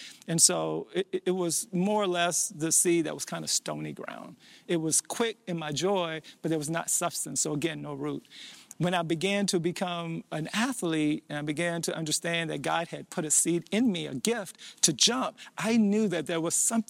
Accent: South Louisiana, United States; When I was growing up in South Louisiana, I had grown up in a Catholic environment.

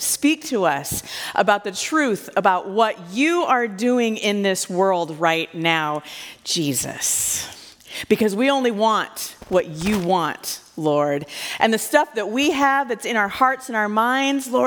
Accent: Iowa, United States; I'm from Iowa

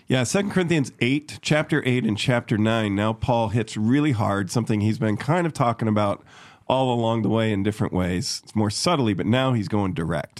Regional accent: Chicago, Illinois, United States; moved away; where I grew up in Chicago.

